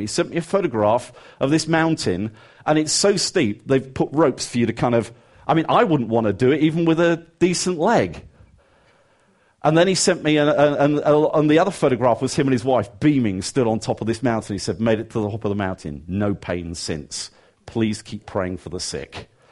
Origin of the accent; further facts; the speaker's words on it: England, United Kingdom; even as an Englishman